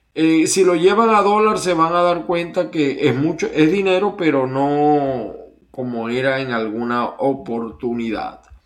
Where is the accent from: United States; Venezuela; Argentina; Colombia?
Venezuela; moved away; En Venezuela, en mi país